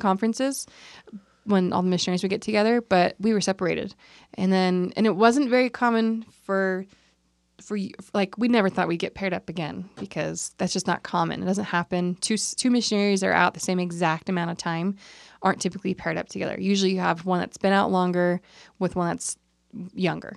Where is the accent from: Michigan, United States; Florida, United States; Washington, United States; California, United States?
California, United States; We're both from California